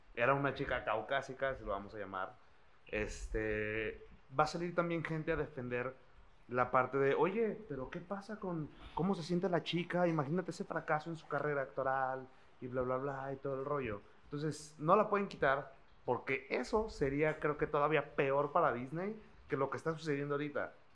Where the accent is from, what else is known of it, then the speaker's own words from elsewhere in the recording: Mexico; nosotros, como mexicanos, guerreros azteca